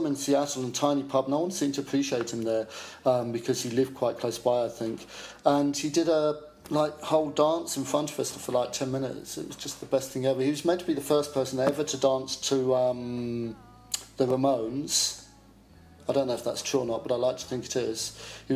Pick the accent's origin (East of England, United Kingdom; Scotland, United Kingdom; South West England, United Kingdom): East of England, United Kingdom; Chelmsford; moved away as an adult; As a kid, I grew up in Chelmsford, Essex.